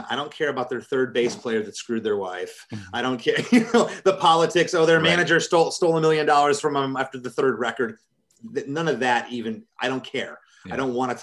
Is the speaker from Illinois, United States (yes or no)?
no; Michigan, United States; I'm from Michigan